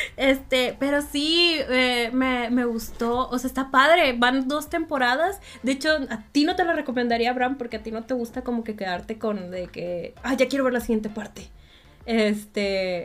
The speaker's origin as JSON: {"language": "Spanish", "town": "Monterrey", "region": "Nuevo León", "country": "Mexico", "said": "el público de Monterrey es muy difícil, que no nos reímos de cualquier cosa"}